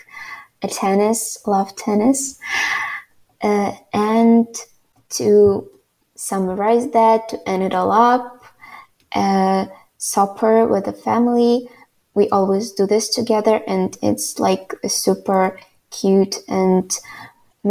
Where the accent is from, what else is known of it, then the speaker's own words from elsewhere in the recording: Ivano-Frankivsk, Ivano-Frankivsk Oblast, Ukraine; I would like to live in my hometown, Ivano-Frankivsk